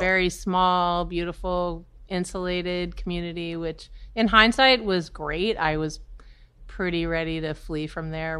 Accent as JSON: {"language": "English", "region": "New Hampshire", "country": "United States", "tie": "born or raised there", "moved": "as an adult", "lives_now": "New York, United States", "said": "I was born and raised in New Hampshire."}